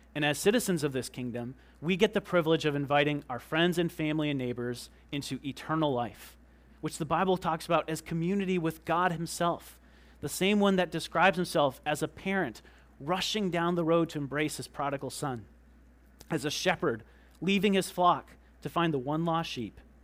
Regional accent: United States; we're Americans

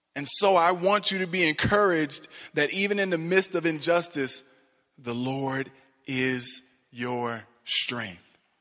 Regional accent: Cleveland, Ohio, United States; moved away; I'm from Cleveland originally

